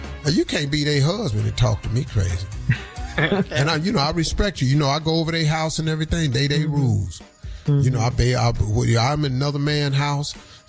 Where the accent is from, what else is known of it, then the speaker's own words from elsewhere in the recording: Cleveland, Ohio, United States; I know how to throw a damn snowball. I'm from Cleveland.